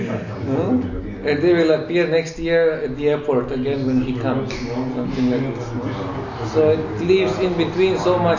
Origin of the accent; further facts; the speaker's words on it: Berlin, Germany; You see, I came from Berlin, I lived in Berlin several years, so for us we always wanted to preach.